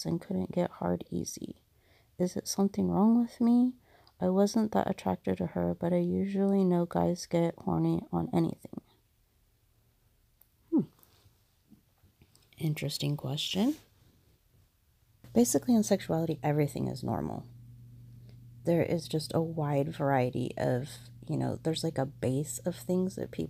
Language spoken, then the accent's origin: English; United States; because I'm an American